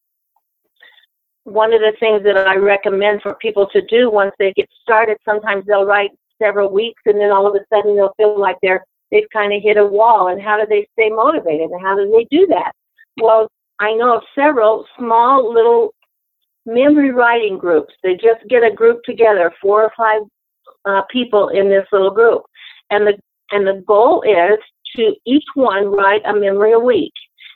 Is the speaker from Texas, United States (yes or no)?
no; Memphis, Tennessee, United States; I was born in Memphis, Tennessee